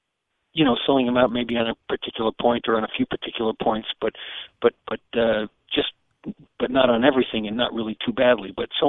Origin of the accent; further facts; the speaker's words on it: New York City, New York, United States; also born or lived in Germany; I grew up in the New York City metropolitan area and also in Germany because I have a German father and an American mother.